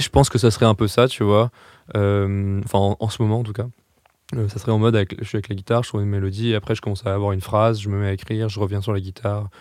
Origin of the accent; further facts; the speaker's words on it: Strasbourg, Grand Est, France; moved away as an adult; now in Paris, France; moi, je viens de Strasbourg